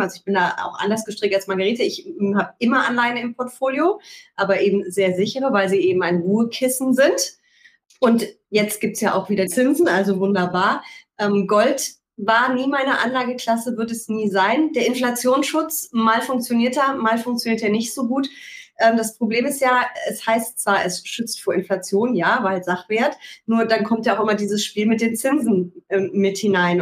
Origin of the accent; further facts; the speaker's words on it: Rhineland, Germany; ich bin Rheinländerin